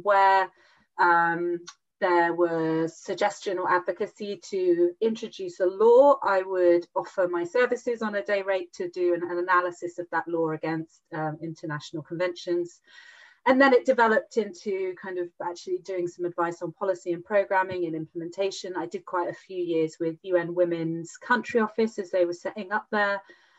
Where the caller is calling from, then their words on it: South West England, United Kingdom; I am calling from sunny, lockdown UK, lockdown Ireland. Specifically from the southwest, so in a little county called Devon